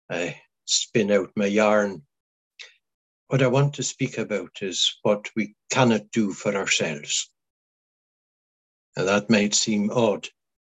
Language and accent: English; Isle of Skye, Scotland, United Kingdom; first language Scottish Gaelic; English is a second language; I belong to the islands of Scotland, Western Isles of Scotland. I belong to the Isle of Skye.